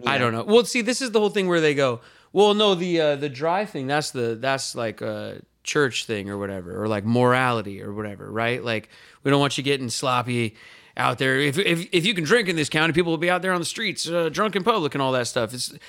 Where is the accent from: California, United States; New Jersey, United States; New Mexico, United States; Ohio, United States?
California, United States; But I'm from the place, I'm from California, and I want a little freedom.